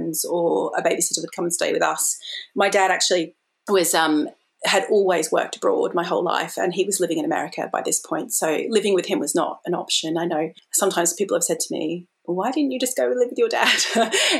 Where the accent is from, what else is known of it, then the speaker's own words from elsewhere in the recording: Australia; now in London, United Kingdom; I am an Australian living in London